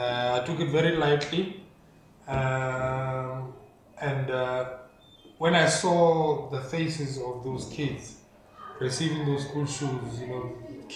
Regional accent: Welkom, Free State, South Africa; Growing up in Welkom, I enjoyed it so much

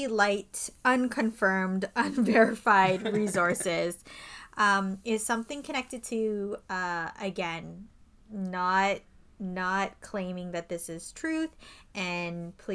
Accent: Canada; we're not American, we're from Canada

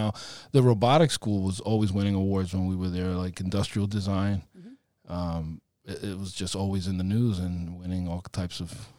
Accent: Providence, Rhode Island, United States

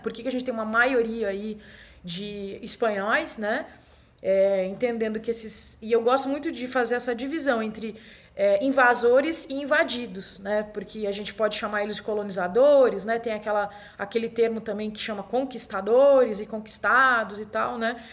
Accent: Brazil; para nós aqui que somos brasileiros e brasileiras

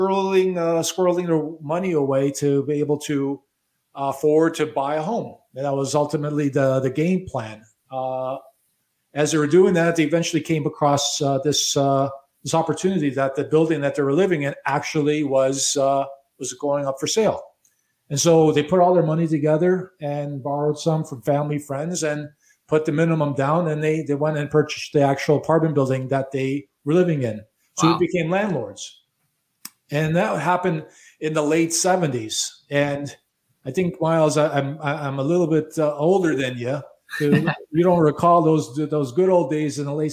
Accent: Chicago, Illinois, United States; also born or lived in Miami Beach, United States; now in Toronto, Canada; I was born and raised in Chicago

